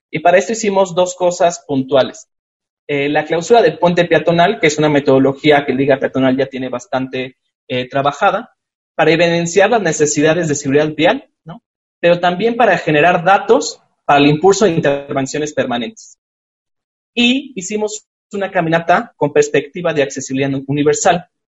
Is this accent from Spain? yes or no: no; Chihuahua, Mexico; en Chihuahua, de donde soy yo